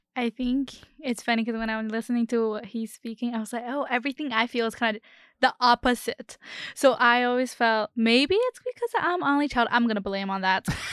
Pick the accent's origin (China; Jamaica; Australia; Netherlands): China; moved away; I'm from China.